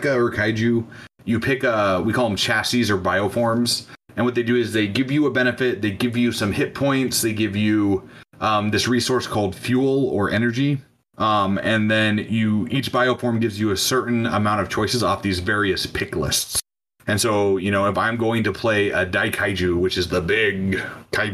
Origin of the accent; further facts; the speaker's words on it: North Dakota, United States; I grew up in North Dakota, not a hopping place, especially in the winter.